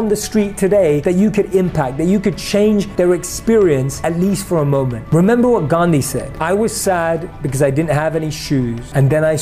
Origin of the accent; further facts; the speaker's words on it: London, United Kingdom; Growing up in London